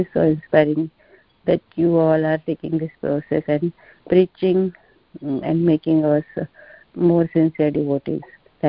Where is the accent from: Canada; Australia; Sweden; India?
India; moved away; As a being Indian, we know Krishna from birth